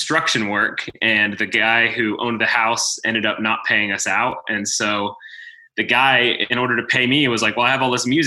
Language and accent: English; Waxhaw, North Carolina, United States; also born or lived in Texas; I grew up in North Carolina, kind of in Texas, and then North Carolina, south of Charlotte a little bit, in a little town called Waxhaw